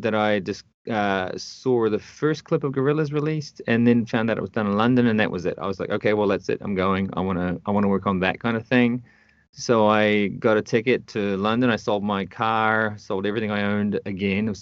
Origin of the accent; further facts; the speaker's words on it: North Island of New Zealand, New Zealand; moved away as an adult; also born or lived in United Kingdom; now in Canada; I was born and raised in the North Island of New Zealand in a very small town.